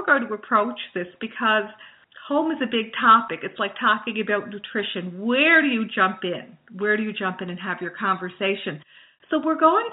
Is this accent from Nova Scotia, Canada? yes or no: yes; Glace Bay, Nova Scotia, Canada; I am from Nova Scotia, from Cape Breton Island, from Glace Bay, Cape Breton Island, Nova Scotia.